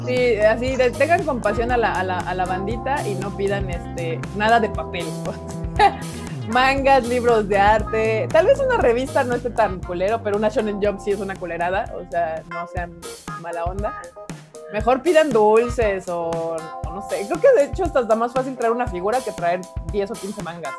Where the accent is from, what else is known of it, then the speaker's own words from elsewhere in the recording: Mexico City, Mexico; Todos los presentes aquí somos chilangos.